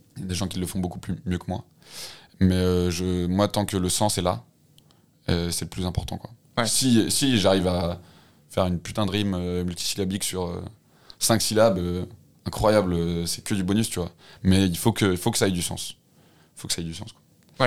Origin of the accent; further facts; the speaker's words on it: Lyon, Auvergne-Rhône-Alpes, France; je suis lyonnais de base. enfin, euh, enfin, j'ai- je suis pas mal resté à Lyon.